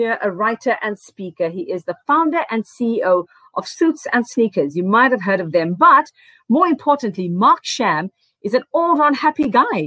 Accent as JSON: {"language": "English", "country": "South Africa", "said": "I am South African"}